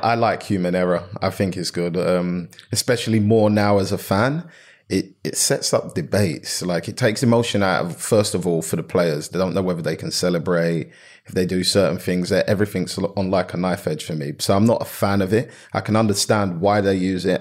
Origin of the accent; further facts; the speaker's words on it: London, United Kingdom; I grew up in South London